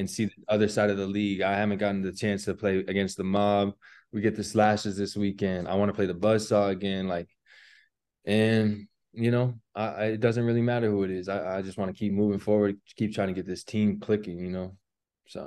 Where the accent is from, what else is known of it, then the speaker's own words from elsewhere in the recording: Colorado, United States; we grew up playing basketball in Colorado